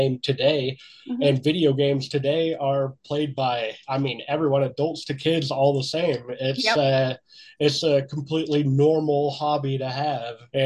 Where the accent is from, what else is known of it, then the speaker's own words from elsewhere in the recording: Clay Center, Kansas, United States; now in Montrose, United States; I grew up in Clay Center, Kansas